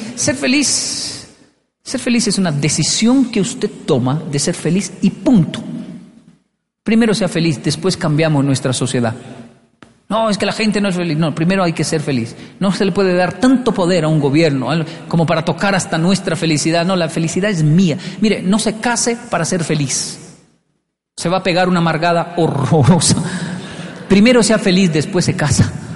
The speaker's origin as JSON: {"language": "Spanish", "country": "Colombia", "tie": "born or raised there", "also_born_or_lived": "Japan", "moved": "yes", "said": "Yo era más feliz en mi infancia en Colombia, en barrios pobres."}